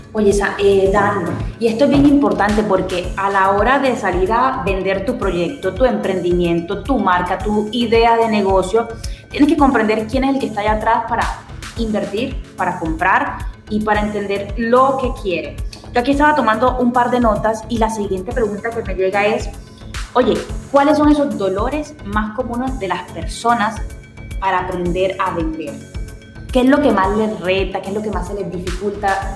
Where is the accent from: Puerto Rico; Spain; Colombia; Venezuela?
Colombia; nosotros también como latinoamericanos o como colombianos